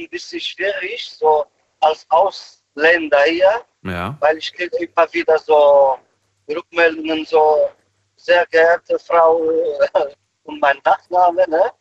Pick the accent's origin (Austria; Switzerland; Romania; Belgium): Romania; now in Germany; Ich wollte nur dazu sagen, dass wir, also ich komme aus Rumänien.